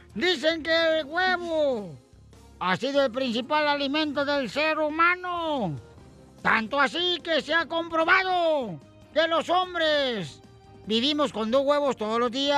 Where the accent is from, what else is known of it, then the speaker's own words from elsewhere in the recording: Michoacán, Mexico; soy de Michoacán